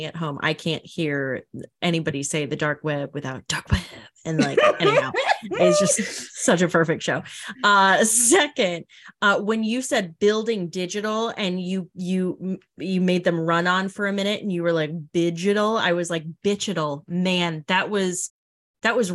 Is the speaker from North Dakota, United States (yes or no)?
yes; North Dakota, United States; I'm from North Dakota.